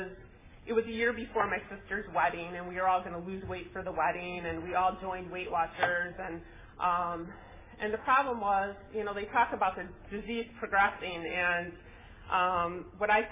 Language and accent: English; Chicago, Illinois, United States; moved away as an adult; now in California, United States; we moved to California from Chicago